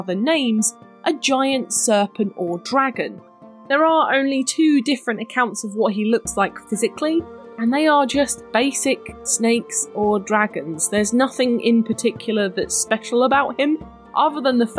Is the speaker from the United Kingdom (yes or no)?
yes; United Kingdom; I'm very British